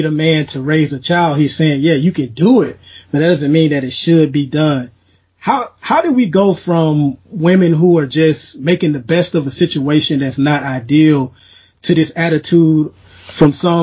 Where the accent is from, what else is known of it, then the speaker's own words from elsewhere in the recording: Mobile, Alabama, United States; my hometown of Mobile, Alabama